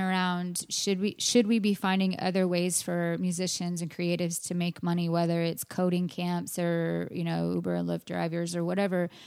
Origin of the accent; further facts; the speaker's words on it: Austin, Texas, United States; my hometown